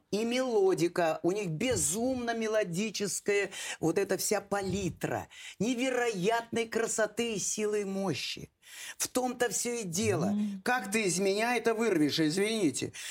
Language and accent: Russian; Volga region, Russia; я воспитывалась и росла на Волге. Великая русская река Волга – так вот, э, место, в которых э, приходилось жить, разные деревеньки, нас многонациональе.